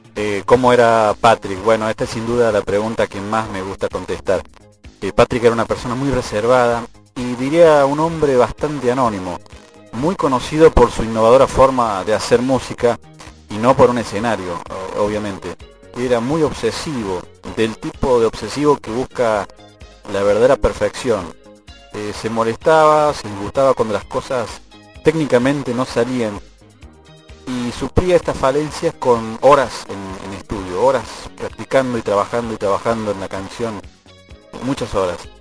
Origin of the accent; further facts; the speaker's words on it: Argentina; Desde Argentina